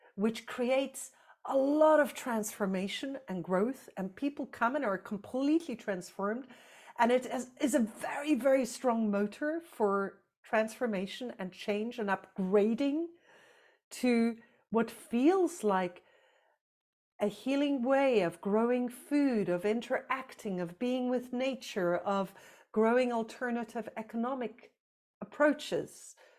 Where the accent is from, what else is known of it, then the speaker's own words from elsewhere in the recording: South Africa; moved away; I grew up in South Africa under apartheid.